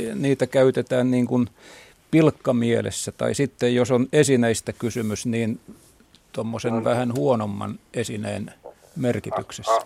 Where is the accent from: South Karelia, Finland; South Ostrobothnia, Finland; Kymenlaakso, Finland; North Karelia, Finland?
Kymenlaakso, Finland; Kotka; Minä olen Karhulasta kotoisin, niin kuin oli mummonikin